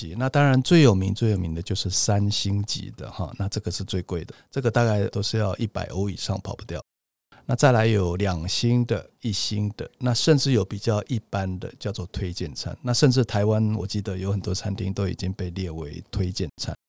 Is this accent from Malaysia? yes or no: no; Bordeaux, Nouvelle-Aquitaine, France; 那葡萄酒的区域非常多，最熟悉的当然就是波尔多，就是我家乡这边。